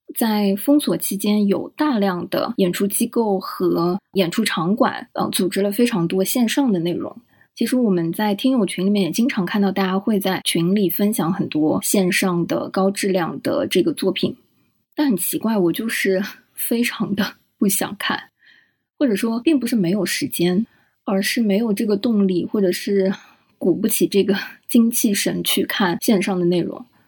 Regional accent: Shanghai, China; 作为一个从小出生在上海，长在上海，然后在上海念书、工作

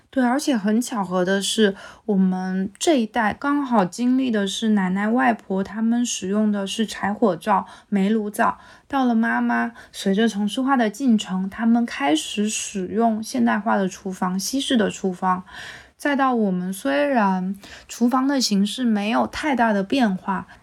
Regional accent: Quanzhou, Fujian, China; 我爸妈已经迁到泉州市区里了，所以是每周末回去一趟老家

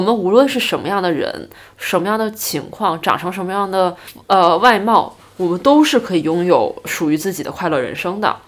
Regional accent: Northeast China, China; 作为一个东北人从来没有去滑过雪

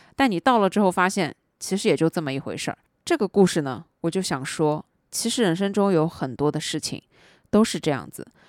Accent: Shanghai, China; 作为一个上海人

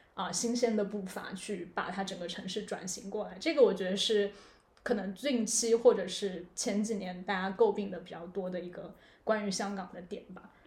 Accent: China; now in Hong Kong; 我来自的地方，说实话就是可能中国一个三线城市，然后我来的地方可能又是这个三线城市里面一个比较小的地方

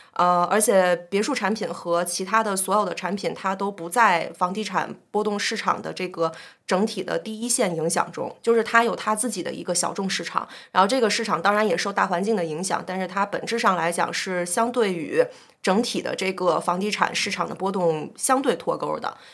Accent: Beijing, China; 我是北京土著

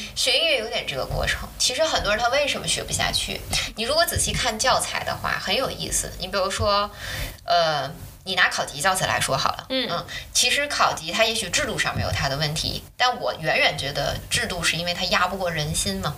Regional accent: China; moved away as an adult; also born or lived in Germany; 我们中国人家里也有私塾什么这些东西

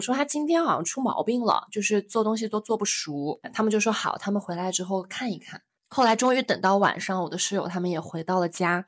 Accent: northern China, China; 我是北方人

